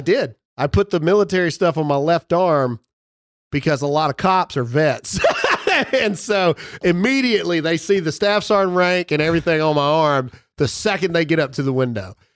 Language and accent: English; United States; as an American and as a Christian